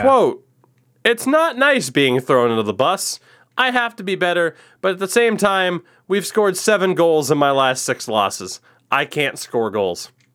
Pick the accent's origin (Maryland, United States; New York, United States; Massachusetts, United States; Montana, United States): Massachusetts, United States; Milford; that small town is a lovely place called Milford, Massachusetts, which is where I was born